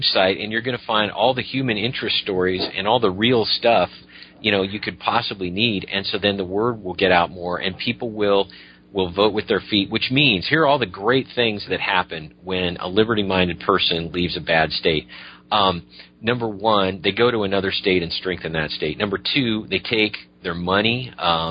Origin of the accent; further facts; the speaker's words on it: Washington, United States; I'm from Washington State